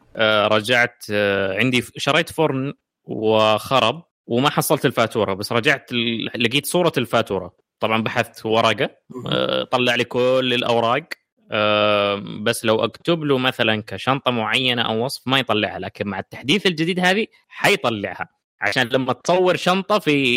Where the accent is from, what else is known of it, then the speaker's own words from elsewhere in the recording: Saudi Arabia; عندنا في السعوديه